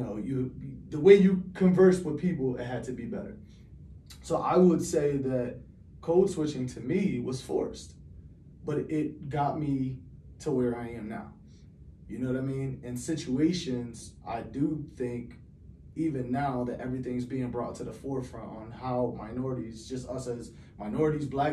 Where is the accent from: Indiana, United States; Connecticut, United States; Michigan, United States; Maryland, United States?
Connecticut, United States; Hartford; Growing up in Hartford was life defining